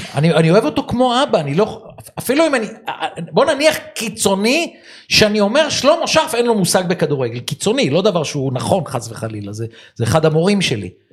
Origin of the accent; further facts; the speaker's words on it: Givatayim, Tel Aviv District, Israel; אנחנו גדלנו יחד בגבעתיים